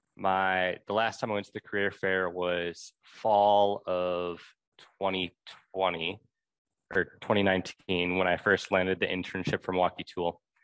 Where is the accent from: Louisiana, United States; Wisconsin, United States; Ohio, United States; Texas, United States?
Wisconsin, United States; Milwaukee; I'm originally from Milwaukee